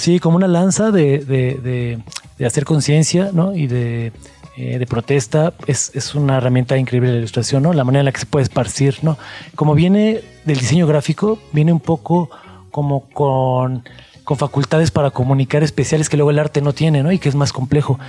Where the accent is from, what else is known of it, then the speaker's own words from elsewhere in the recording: Mexico; lo que somos como mexicanos